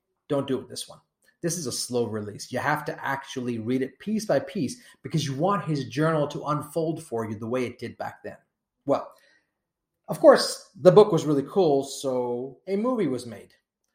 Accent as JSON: {"language": "English", "region": "Nairobi", "country": "Kenya", "tie": "born or raised there", "moved": "yes", "lives_now": "United States", "said": "Now, I was born in Kenya. I was born in Nairobi"}